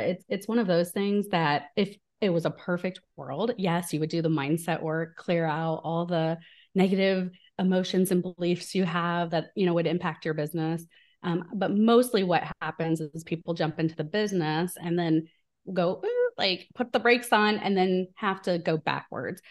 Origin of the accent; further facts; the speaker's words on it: small town in Illinois, United States; moved away; I'm from the Midwest in, in the U S, so from a very small town in Illinois